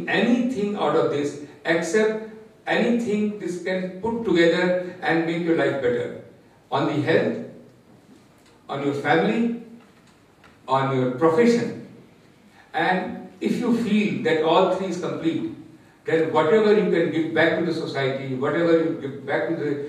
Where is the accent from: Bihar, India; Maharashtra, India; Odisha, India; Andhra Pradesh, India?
Bihar, India; moved away; I come from Bihar from very humble background